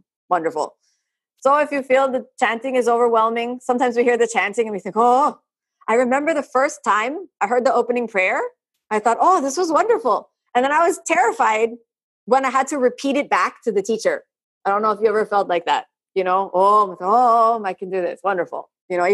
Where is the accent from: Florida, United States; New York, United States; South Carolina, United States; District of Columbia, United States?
Florida, United States; first language English; me as a native English speaker growing up in Florida